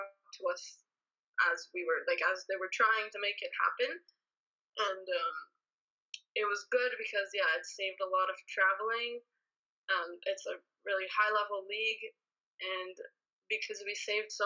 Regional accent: Ottawa, Ontario, Canada; moved away as an adult; now in Austria; growing up in Ottawa, I never actually wanted to go to the University of Ottawa

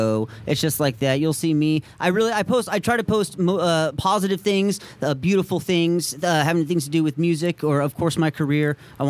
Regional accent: Menlo Park, California, United States; Of course, if you were born, like I was born, I grew up in the Menlo Park area, kind of like you guys did.

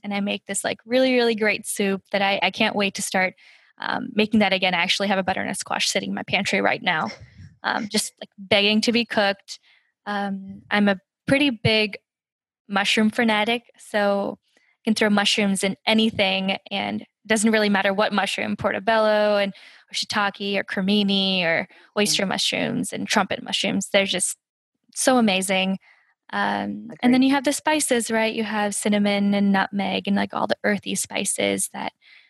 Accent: San Francisco, California, United States; now in Sonoma, United States; I grew up in San Francisco, like just a suburb just south of it. So I'm a true NorCal person at heart.

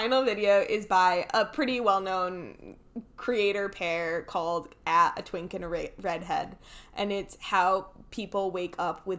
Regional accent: Cheshire, Connecticut, United States; moved away; also born or lived in Columbus; My hometown has a brewery.

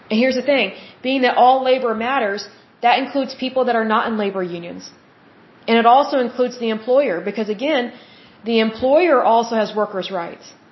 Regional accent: United States

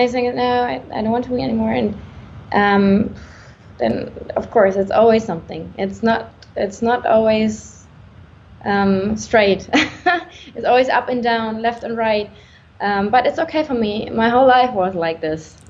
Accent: Germany; I'm from Germany

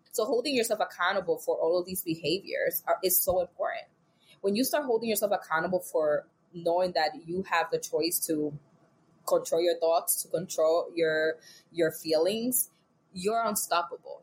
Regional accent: New York City, New York, United States; I'm from New York. New York City baby

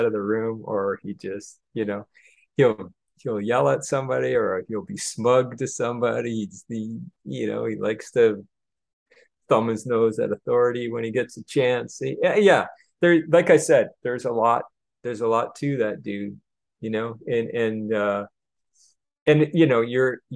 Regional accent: Canada; moved away as an adult; now in Los Angeles, United States; I'm a guy from Canada, normal guy

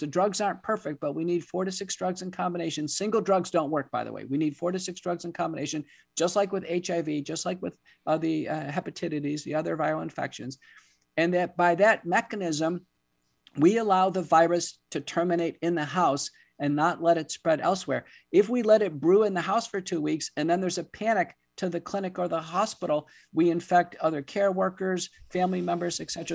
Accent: United States; as an American

